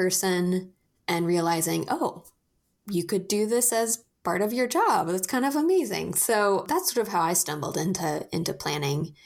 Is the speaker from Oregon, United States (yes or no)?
yes; Portland, Oregon, United States; I am born and raised in Portland, Oregon